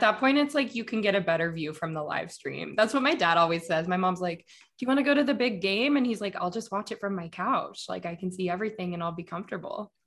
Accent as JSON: {"language": "English", "town": "Denver", "region": "Colorado", "country": "United States", "tie": "born or raised there", "said": "I grew up in Denver"}